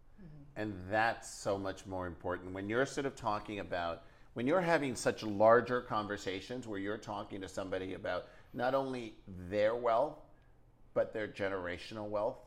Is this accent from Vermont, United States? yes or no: no; New York, United States; I'm born and raised in New York.